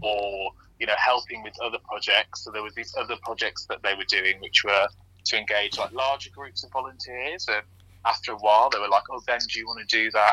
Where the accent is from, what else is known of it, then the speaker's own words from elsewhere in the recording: West Midlands, United Kingdom; now in London, United Kingdom; my hometown, which is in the West Midlands